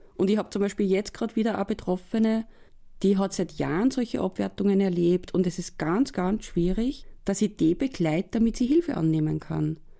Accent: Upper Austria, Austria; bei uns in Oberösterreich

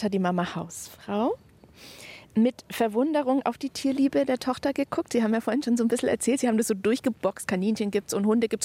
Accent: South Tyrol, Trentino-Alto Adige, Italy; first language German; moved away as an adult; also born or lived in Bologna; now in Nuremberg, Germany; Anklänge an meine Kindheit in Südtirol

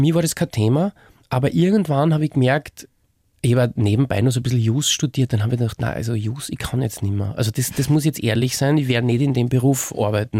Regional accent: Rottenmann, Styria, Austria; accent: Styrian; now in Vienna, Austria; in meiner Heimatstadt in Rottenmann

